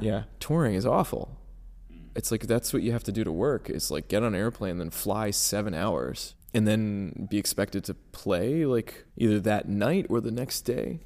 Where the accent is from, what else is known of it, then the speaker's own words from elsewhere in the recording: New Jersey, United States; I'm from North Jersey.